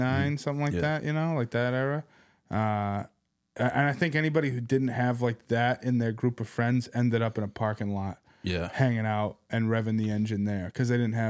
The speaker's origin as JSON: {"language": "English", "town": "Boston", "region": "Massachusetts", "country": "United States", "tie": "born or raised there", "also_born_or_lived": "Seattle", "said": "I was born in Boston, then we lived in Seattle for a bit."}